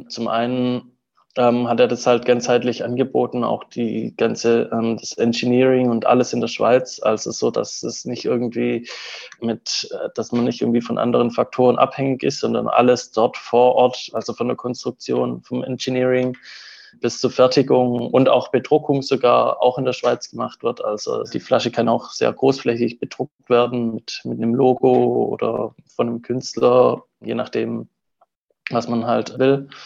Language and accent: German; Southern Germany, Germany; Uh, ursprünglich komme ich so aus dem Süden Deutschlands und habe da auch ähm, äh, Wirtschaftswissenschaften studiert und in Potsdam dann Volkswirtschaftslehre.